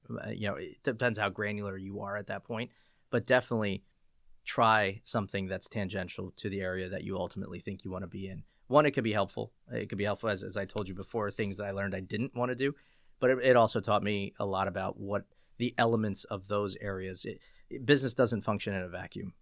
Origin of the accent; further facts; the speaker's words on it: Lancaster, Pennsylvania, United States; I grew up in Lancaster, P A, Lancaster, Lebanon, kind of the, the central P A area